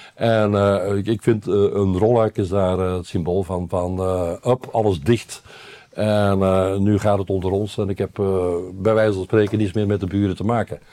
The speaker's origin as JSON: {"language": "Dutch", "country": "Belgium", "also_born_or_lived": "Brabant, Netherlands", "moved": "yes", "lives_now": "Netherlands", "said": "als Belg"}